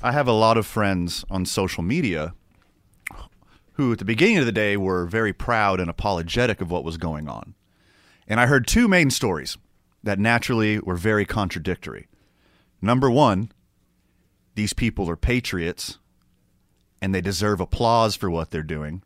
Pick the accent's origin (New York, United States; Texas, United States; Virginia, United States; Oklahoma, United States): Texas, United States; Houston; moved away; also born or lived in Carlsbad, New Mexico; I'm from the South. I'm from Houston, Texas